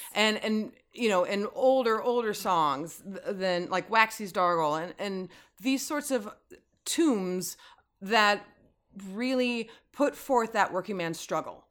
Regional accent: San Francisco, California, United States; moved away as an adult; also born or lived in Oakland, California; now in Los Angeles, United States; having been born and raised in the Bay Area.

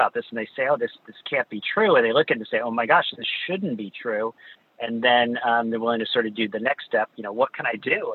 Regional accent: New York City, New York, United States; I grew up in Greenwich Village

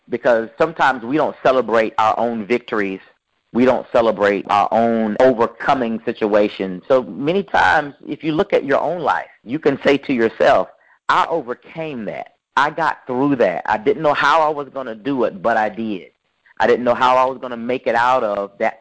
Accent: Raleigh, North Carolina, United States; I'm from Raleigh, North Carolina.

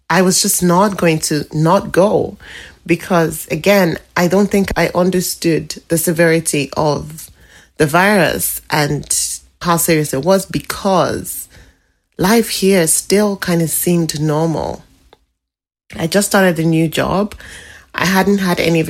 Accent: Nigeria; moved away as an adult; now in British Columbia, Canada

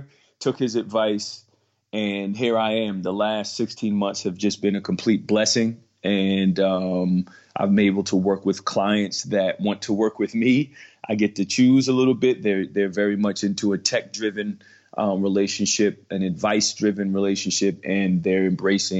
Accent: Metuchen, New Jersey, United States; also born or lived in Georgia; I am born and raised in Central New Jersey, where I went to high school in Metuchen, New Jersey

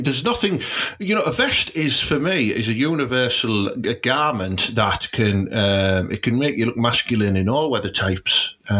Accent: Portsmouth, South East England, United Kingdom; We're allowed because, like, we grew up there in a rough end, didn't we?

